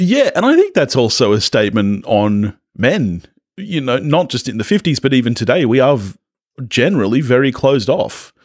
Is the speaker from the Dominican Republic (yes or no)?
no; Australia